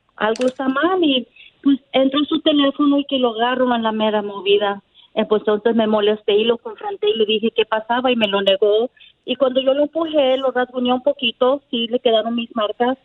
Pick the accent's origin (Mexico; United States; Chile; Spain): Mexico; Mexico City; somos del DF